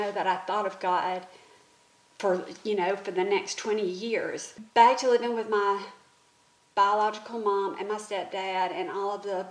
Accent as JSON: {"language": "English", "region": "the South", "country": "United States", "tie": "born or raised there", "said": "Growing up in the South"}